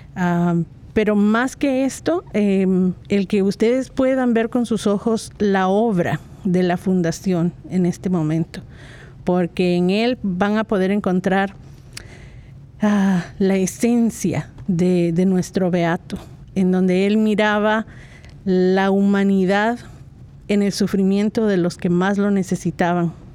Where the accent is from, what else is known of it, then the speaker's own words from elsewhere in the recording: Guatemala; Guatemala, de donde soy yo